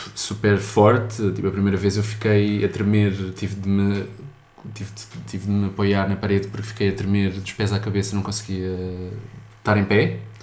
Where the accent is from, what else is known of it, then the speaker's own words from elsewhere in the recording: suburbs of Lisbon, Portugal; Eu sou dos subúrbios de Lisboa também